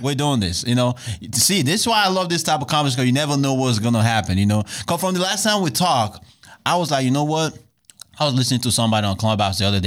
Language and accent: English; Nigeria; now in United States; I'm originally from Nigeria